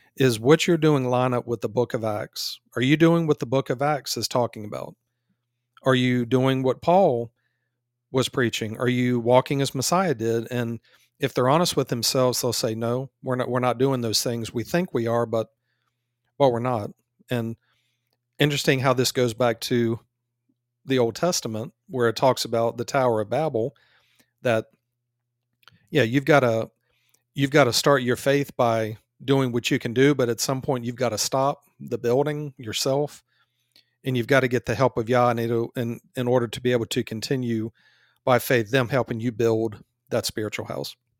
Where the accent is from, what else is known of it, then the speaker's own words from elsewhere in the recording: United States; we're from America